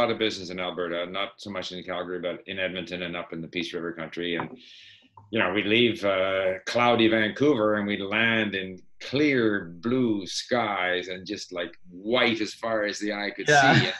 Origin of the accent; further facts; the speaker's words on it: Sweden; born there; So I was born in Sweden.